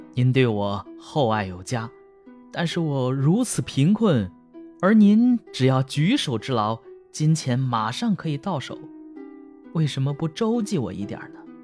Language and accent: Chinese; Hebei, China; 我老家河北省，就要有那个灶王爷上天这个项目